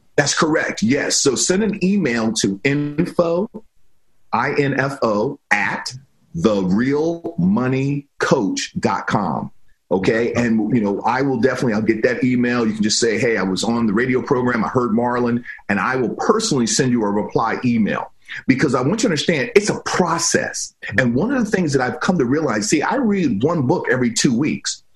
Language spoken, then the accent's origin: English; Silver Spring, Maryland, United States; moved away as an adult; also born or lived in Virginia; now in California, United States; I grew up in Silver Spring, Maryland